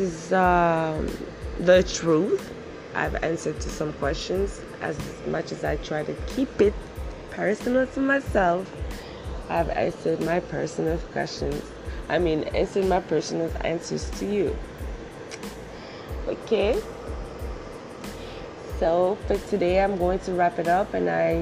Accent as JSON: {"language": "English", "country": "DR Congo", "second_language": "English", "moved": "yes", "lives_now": "Canada", "said": "I live in Canada right now, but I'm from Africa. I'm from Zaire"}